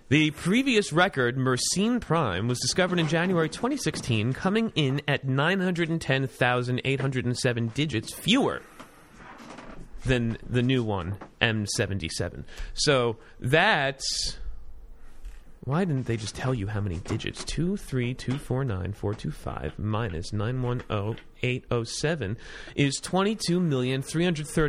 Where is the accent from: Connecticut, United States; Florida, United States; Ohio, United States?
Florida, United States; South; I'm from South Florida